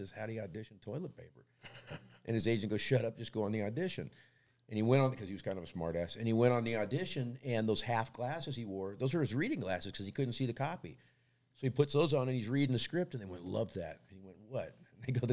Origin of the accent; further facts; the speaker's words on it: Los Angeles, California, United States; I grew up in North Hollywood